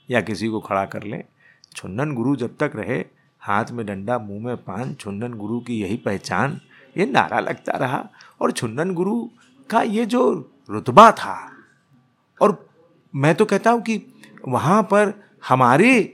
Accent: Allahabad, Uttar Pradesh, India; हमारी रगों में हमारा शहर हमारा इलाका जब गूंजने लगे

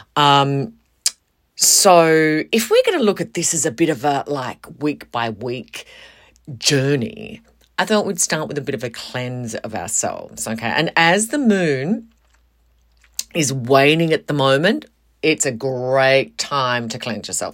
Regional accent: Western Australia, Australia; moved away as an adult; I moved away from Western Australia. And then I moved back.

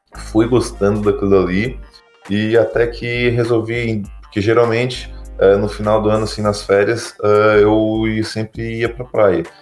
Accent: Tubarão, Santa Catarina, Brazil; eu sou de natural aqui de Tubarão, em Santa Catarina

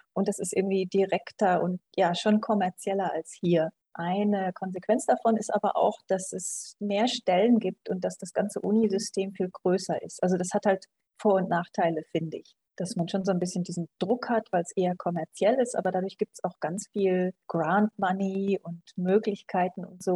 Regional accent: Germany; moved away as an adult; also born or lived in England; now in Vienna, Austria; Ich komme ursprünglich aus Deutschland, so Mitte nördlich, Nähe Münster, Nähe Osnabrück da oben.

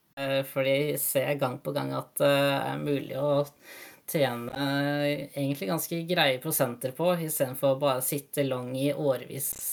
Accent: Norway; moved away as an adult; also born or lived in Tallinn, Estonia; now in Denmark; være nordmann i, i Danmark

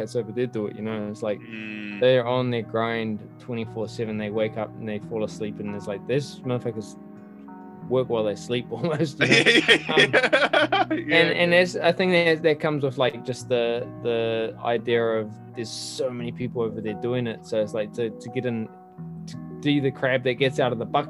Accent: Auckland, New Zealand; also born or lived in Henderson; born and raised in Auckland, bro. Grew up in Avondale.

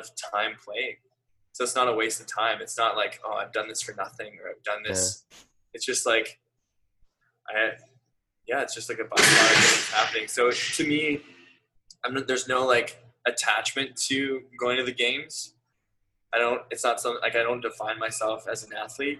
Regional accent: Canada; I'm from Canada

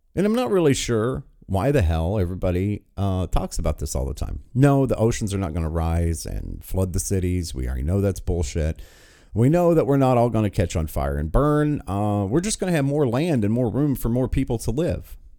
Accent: West Virginia, United States; my home state

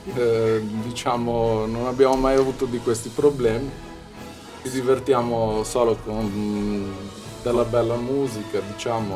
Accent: Arbus, Sardinia, Italy; noi siamo molto affezionati al nostro paese

